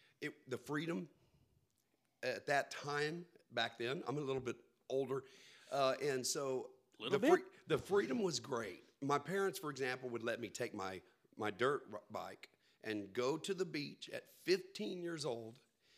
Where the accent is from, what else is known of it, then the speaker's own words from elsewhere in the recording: Corpus Christi, Texas, United States; also born or lived in Houston / Austin; Yes. Now, born in Houston, raised basically in Corpus Christi, and then my adult life back in Houston. And about 8 years or nine in Austin.